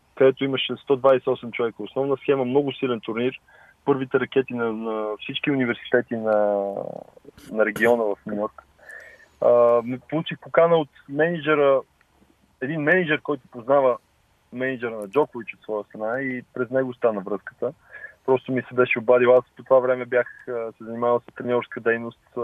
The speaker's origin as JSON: {"language": "Bulgarian", "town": "Lozen", "region": "Sofia City", "country": "Bulgaria", "said": "аз се гордея от, с корените си а, че съм от, от България, от София, по-точно от Лозен."}